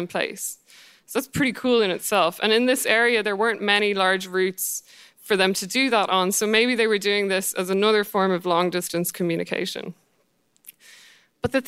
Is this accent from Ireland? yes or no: yes; Ireland; I'm Irish